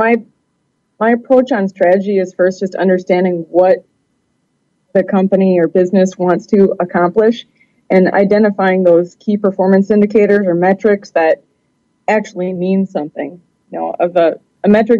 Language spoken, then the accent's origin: English; Milwaukee, Wisconsin, United States; I'm originally from the Milwaukee, Wisconsin area.